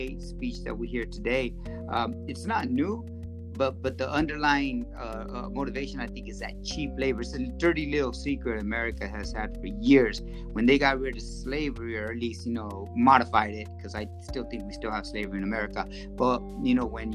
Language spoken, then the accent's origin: English; Central Valley, California, United States; first language Spanish; English is a second language; also born or lived in Culiacán, Sinaloa, Mexico / Los Angeles, California / Tulare, California; I grew up here. I wasn't born here though.